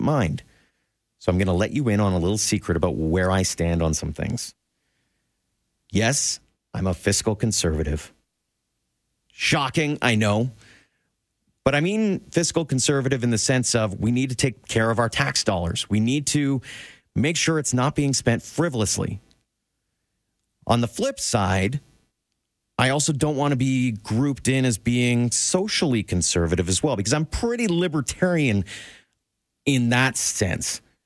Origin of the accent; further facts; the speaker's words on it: Southern Alberta, Canada; also born or lived in Claresholm / Lethbridge / Lloydminster / Medicine Hat; Born and raised in Southern Alberta, went to high school in Claire's home